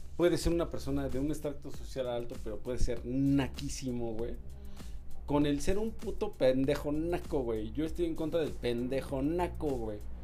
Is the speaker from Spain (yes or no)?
no; Mexico; uno de los mejores actores que tenemos en México